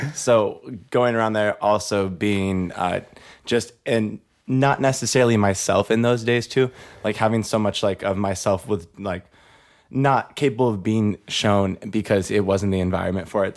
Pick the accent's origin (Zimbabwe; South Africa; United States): United States; Bakersfield, California; moved away as an adult; now in Los Angeles, United States; My story starts in the beautiful rich town of Bakersfield, California